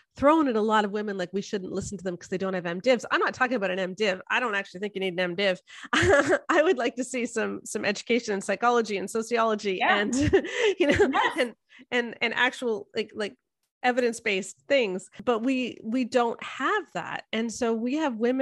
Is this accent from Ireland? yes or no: no; Canada; I'm a Canadian sociologist, in the sense that I have most of my degrees are in sociology and I'm Canadian